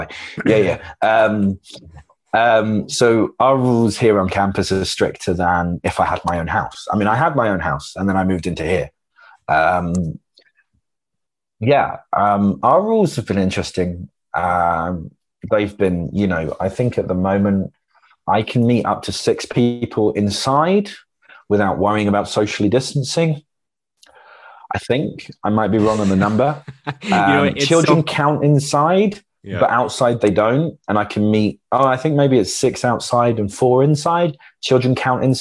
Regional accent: United Kingdom; we're a bit more mute as a British people

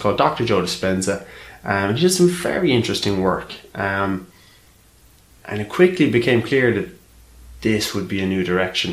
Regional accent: Ireland; moved away as an adult; now in London, United Kingdom; growing up in Ireland

